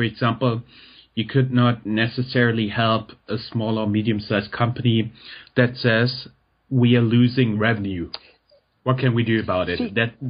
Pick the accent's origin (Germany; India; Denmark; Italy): Germany; English is a second language; because you're German, I'm German.